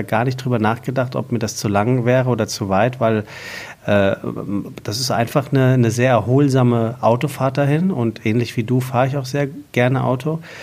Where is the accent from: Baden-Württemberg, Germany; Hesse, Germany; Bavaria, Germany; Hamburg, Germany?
Hesse, Germany; Taunus; ich komme aus dem Taunus, äh, da gibt es äh, Berge